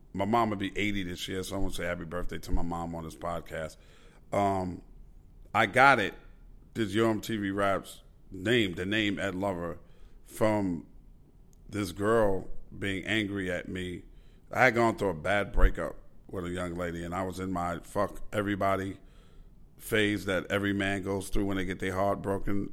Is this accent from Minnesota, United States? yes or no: no; New York City, New York, United States; growing up in Queens, New York